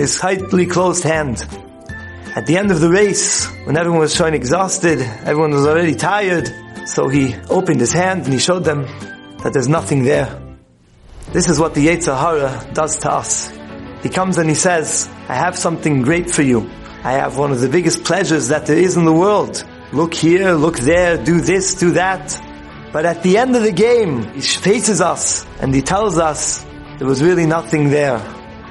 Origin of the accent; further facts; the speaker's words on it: New York City, New York, United States; As a boy growing up in Manhattan